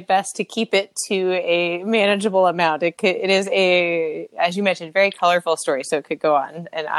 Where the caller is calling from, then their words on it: Sunnyvale, California, United States; I am calling from Sunnyvale, California. So kind of right between San Jose and San Francisco, right on the coast.